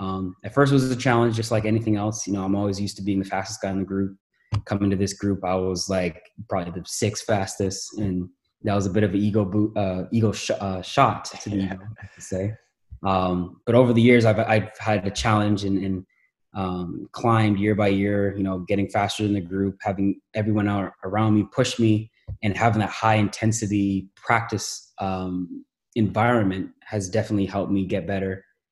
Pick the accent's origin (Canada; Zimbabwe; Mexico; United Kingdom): Canada; Toronto, Ontario; now in Los Angeles, United States; Man, it was a new country, so there's a lot of different just cultural things that I had to adapt to.